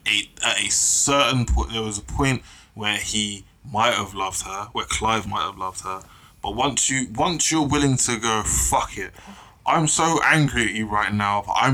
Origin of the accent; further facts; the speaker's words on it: London, United Kingdom; growing up in London